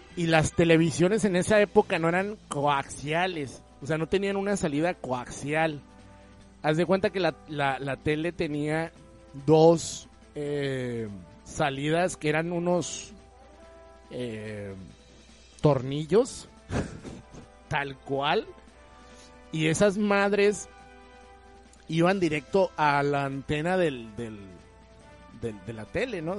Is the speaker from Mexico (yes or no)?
yes; Mexico